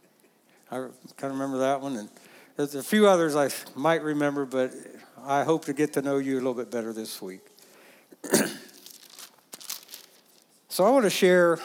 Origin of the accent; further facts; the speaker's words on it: West Liberty, Ohio, United States; moved away as an adult; also born or lived in Oklahoma / Kansas; near Rosedale, Ohio, West Liberty, Ohio, was the town I grew up in.